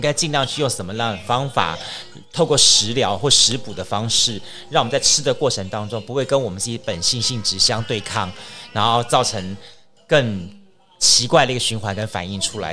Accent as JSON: {"language": "Chinese", "country": "Taiwan", "said": "我们台湾人所知道的鼻鳍啦"}